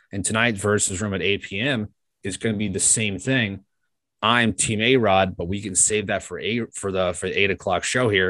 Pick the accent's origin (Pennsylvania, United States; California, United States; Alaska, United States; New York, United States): New York, United States; as a New Yorker, I've listened to the fan my whole life.